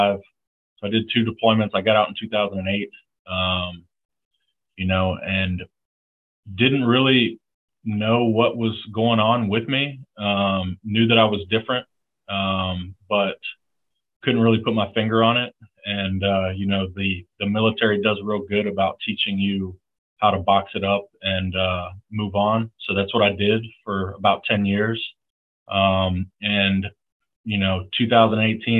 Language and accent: English; the Panhandle of Florida, United States; moved away as an adult; I grew up in the Panhandle of Florida